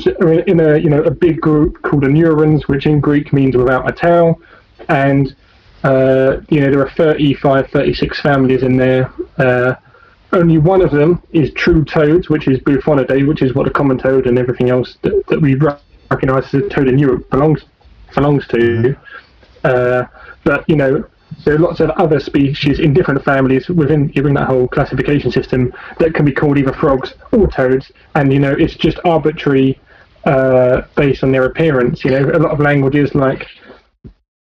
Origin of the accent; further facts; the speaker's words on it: Essex, East of England, United Kingdom; moved away; also born or lived in Kent / Norfolk; I'm from Essex.